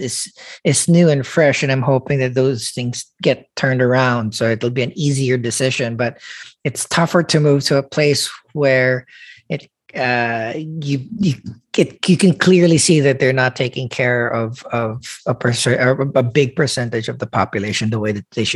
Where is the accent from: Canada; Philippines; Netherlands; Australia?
Philippines; I'm a Filipino